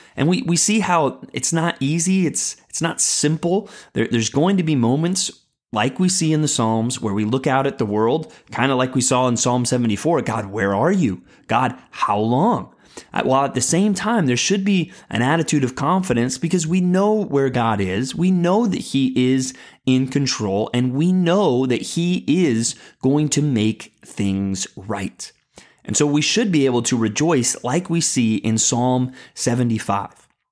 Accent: San Antonio, Texas, United States; I moved to San Antonio, Texas, kind of in the middle of my childhood

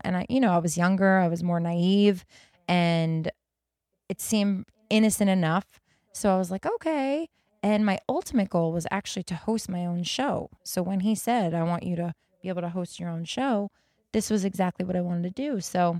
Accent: Las Vegas, Nevada, United States; moved away as an adult; also born or lived in New York; I grew up in Las Vegas. That's where I was. I was in Las Vegas, and I still had some ties in New York because I was actually born in New York.

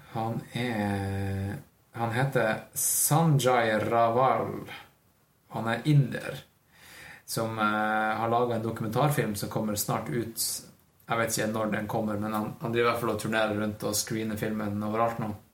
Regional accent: Northern Norway, Norway; now in Oslo, Norway; Jeg føler meg som nordlending

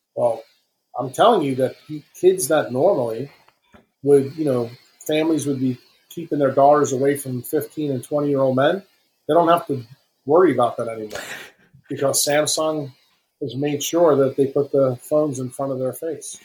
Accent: New York City, New York, United States; moved away; when I was young, growing up in Manhattan

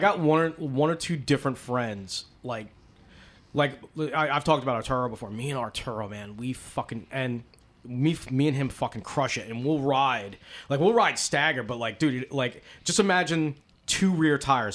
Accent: East Coast, United States; I'm from the East Coast

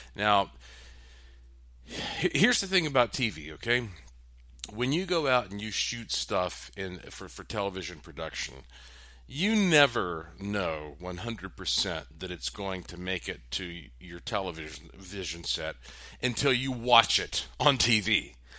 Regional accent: North Carolina, United States; I'm from North Carolina

